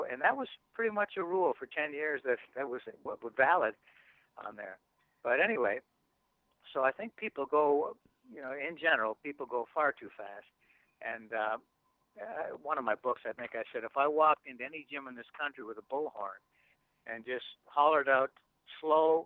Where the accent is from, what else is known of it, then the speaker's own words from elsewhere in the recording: Canada; as a Canadian